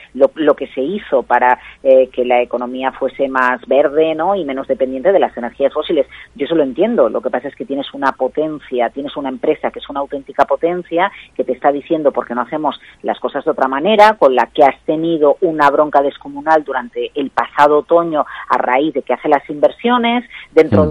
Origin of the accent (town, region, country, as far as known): Galicia, Spain; moved away